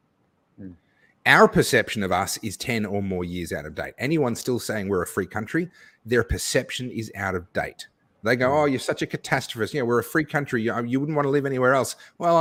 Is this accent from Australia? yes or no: yes; Australia; my wife and I, we are both fifth-generation Australians. We're as Aussie as you can get without actually having Indigenous blood